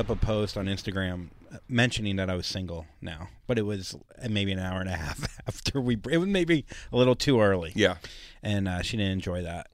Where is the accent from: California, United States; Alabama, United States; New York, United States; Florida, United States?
Florida, United States; Port St. Lucie; where I grew up in Port St. Lucie, Florida, there were no Jews